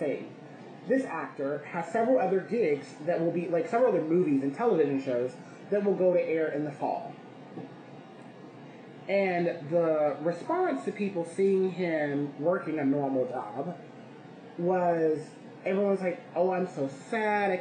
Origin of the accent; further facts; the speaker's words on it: Georgia, United States; now in New York City, United States; I grew up in Georgia